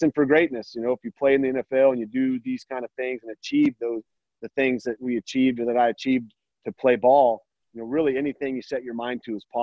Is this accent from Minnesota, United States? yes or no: no; Sawtooth, Idaho, United States; We grew up in the Sawtooth